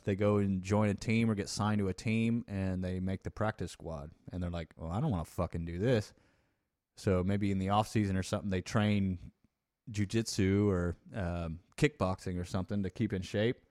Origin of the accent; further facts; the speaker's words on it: United States; we're from the United States